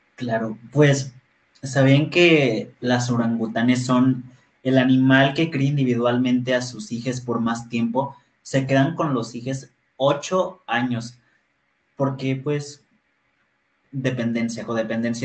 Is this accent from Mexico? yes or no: yes; Ciudad Victoria, Tamaulipas, Mexico; soy de Ciudad Victoria, Tamaulipas.